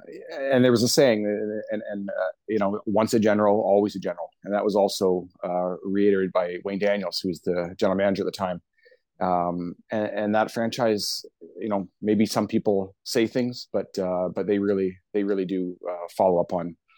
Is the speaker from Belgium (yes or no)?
no; Hamilton, Ontario, Canada; we grew up both in Hamilton.